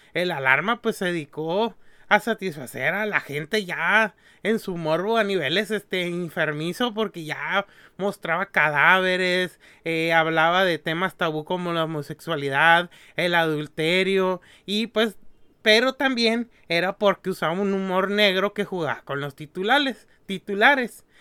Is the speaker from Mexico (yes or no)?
yes; Mexico; los que somos de México